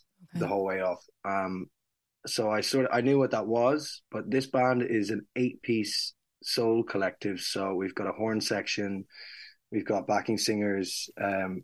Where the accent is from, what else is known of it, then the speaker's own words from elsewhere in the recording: Mullingar, Westmeath, Ireland; moved away; We're playing in Mullingar, my hometown